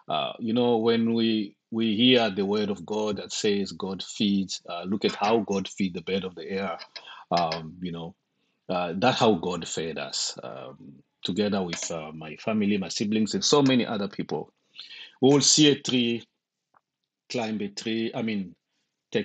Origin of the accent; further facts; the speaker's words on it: DR Congo; also born or lived in Zambia / Zimbabwe; now in United States; I'm originally from the Congo, Democratic Republic of Congo. Currently living in the United States and lived in Zimbabwe for two decades.